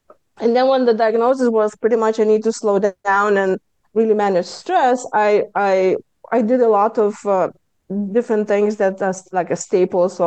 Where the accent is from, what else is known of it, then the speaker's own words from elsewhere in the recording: Lithuania; accent: Lithuanian; English is a second language; moved away as an adult; now in United States; I speak with my Lithuanian accent because I came to US 23 years ago.